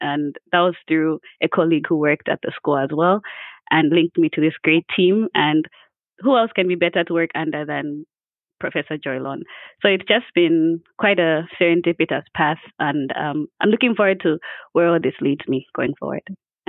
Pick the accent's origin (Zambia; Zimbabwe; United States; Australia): Zambia; also born or lived in Russia; I'm originally from Zambia. I don't know if Shelly Ann mentioned this, but that's home.